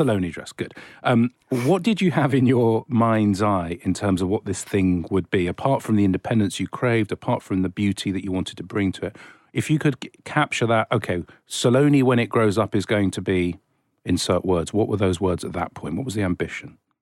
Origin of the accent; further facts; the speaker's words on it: England, United Kingdom; I'm just an English person